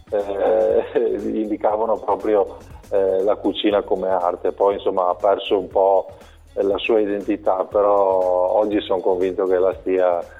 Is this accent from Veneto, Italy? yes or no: yes; Monselice, Veneto, Italy; sono, sono proprio di Monselice.